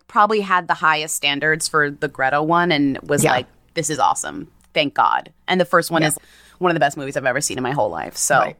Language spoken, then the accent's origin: English; Newton, Massachusetts, United States; I'm from Newton